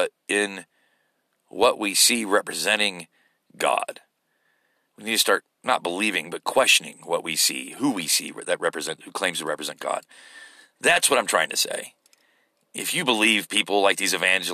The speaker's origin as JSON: {"language": "English", "country": "United States", "said": "as an American."}